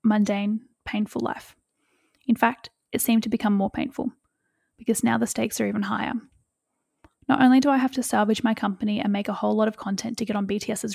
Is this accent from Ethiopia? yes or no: no; Western Australia, Australia; moved away; my hometown in Western Australia